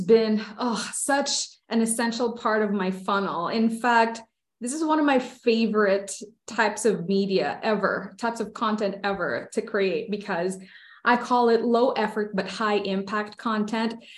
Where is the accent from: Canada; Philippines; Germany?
Philippines; moved away as an adult; now in United States; I grew up in the Philippines. I was born and raised there. I only moved to the States two years ago